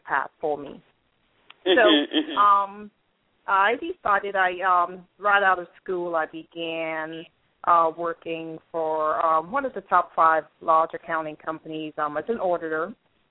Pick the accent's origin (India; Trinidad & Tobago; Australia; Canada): Trinidad & Tobago; now in United States; I'm actually from Trinidad, and I've been in the U.S. for about, it's going on 18 years, 17, 18 years